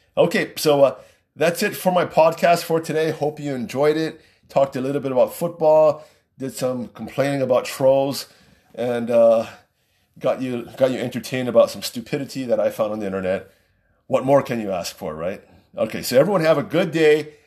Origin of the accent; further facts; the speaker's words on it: Waipahu, Hawaii, United States; I grew up in Waipahu